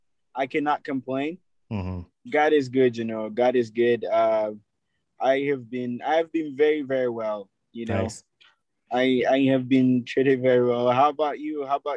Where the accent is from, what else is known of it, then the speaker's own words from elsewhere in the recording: Kampala, Central Region, Uganda; Yeah, so I am from Kansanga Buziga area. So anybody who knows that, you know, Konge Road, Munyonyo Road, that's my area. That's where I come from, Machindia side, where I grew up from.